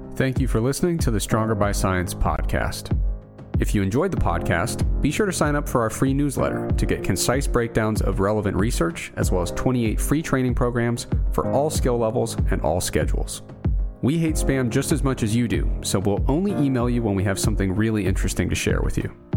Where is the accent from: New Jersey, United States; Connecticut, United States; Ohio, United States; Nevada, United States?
Ohio, United States; Southern; I grew up in Southern Ohio